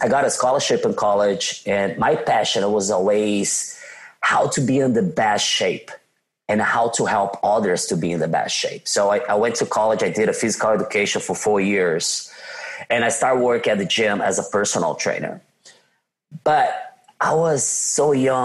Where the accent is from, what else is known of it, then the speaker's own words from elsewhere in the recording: São Paulo, Brazil; accent: Brazilian; English is a second language; now in United States; I am from São Paulo, Brazil. São Paulo is just like a New York City, let's say like that. You can tell by my badass accent that I'm from Brazil